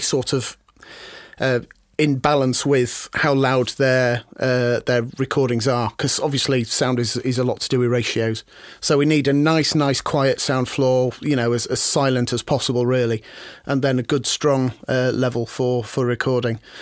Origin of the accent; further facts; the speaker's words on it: Harrogate, Yorkshire and the Humber, United Kingdom; I grew up in Harrogate